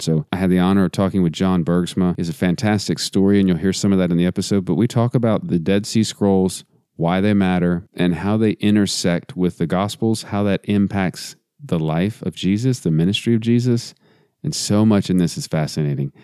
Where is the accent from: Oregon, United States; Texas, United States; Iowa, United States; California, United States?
Texas, United States; I grew up in Texas, so we call them toboggans